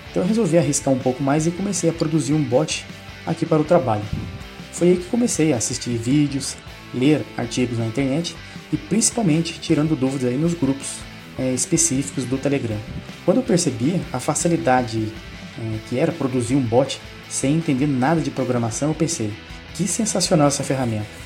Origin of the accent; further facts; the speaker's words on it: Pindamonhangaba, São Paulo, Brazil; sou aqui do município de Pindamonhangaba, estado de São Paulo cidade que fica entre o eixo Rio e São Paulo.